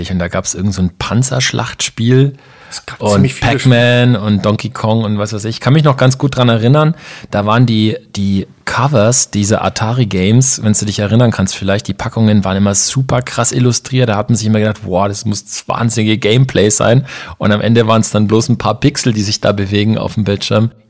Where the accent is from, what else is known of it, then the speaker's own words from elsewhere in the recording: Ansbach, Bavaria, Germany; mein Kollege KG und ich, äh, wir sind ja in Ansbach aufgewachsen. Ich glaube, von der Größe ein bisschen vergleichbar mit Schwäbisch Hall.